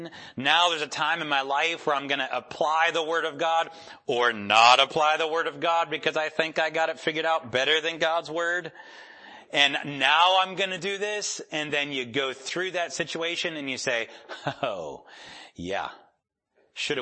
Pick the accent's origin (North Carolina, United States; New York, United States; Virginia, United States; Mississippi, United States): New York, United States; Rochester; moved away; I'm from Rochester, New York.